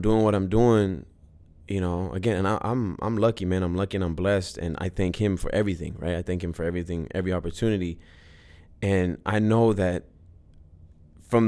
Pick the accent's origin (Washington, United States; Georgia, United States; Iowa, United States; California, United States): California, United States; Los Angeles; I was born and raised